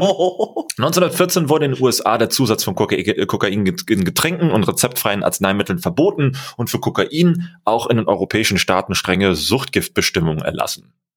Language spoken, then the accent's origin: German; Germany; bei uns in Deutschland